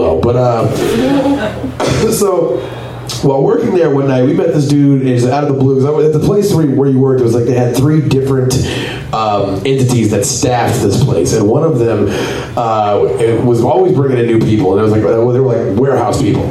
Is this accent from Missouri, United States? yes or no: no; Copperas Cove, Texas, United States; I grew up in a town called Coppers Cove, Texas.